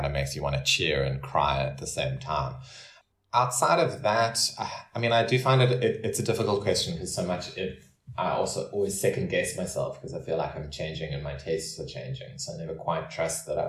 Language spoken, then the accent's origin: English; Cape Town, Western Cape, South Africa; growing up in Cape Town